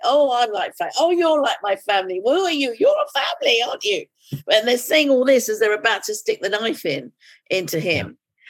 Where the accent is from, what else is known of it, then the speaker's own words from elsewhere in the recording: India; and as an Indian, I thought, oh, it's won a Booker Prize. Should I tell that story?